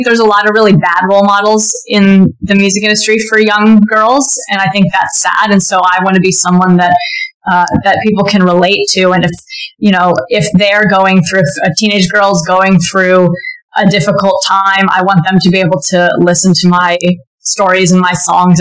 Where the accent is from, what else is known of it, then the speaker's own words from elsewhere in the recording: Silicon Valley, California, United States; I am from Silicon Valley